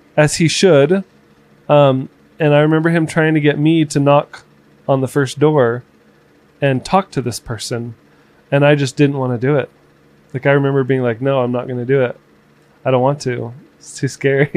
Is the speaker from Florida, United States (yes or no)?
yes; Florida, United States; moved away as an adult; also born or lived in Kearns, Utah; I grew up in Florida, so but growing up in Florida and seeing what the real life ghetto looks like